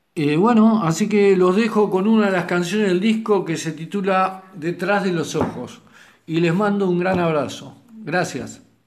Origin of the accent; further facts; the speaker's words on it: Temperley, Buenos Aires Province, Argentina; soy músico de Temperley, aunque viví muchos años en Capital.